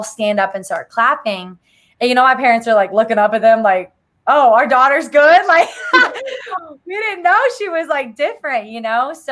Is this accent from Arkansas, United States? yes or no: yes; Arkansas, United States; I grew up in Arkansas